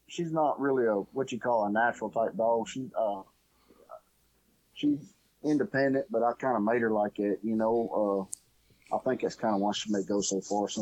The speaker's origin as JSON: {"language": "English", "town": "Farmerville", "region": "Louisiana", "country": "United States", "tie": "born or raised there", "said": "I grew up in Farmerville, where I grew up."}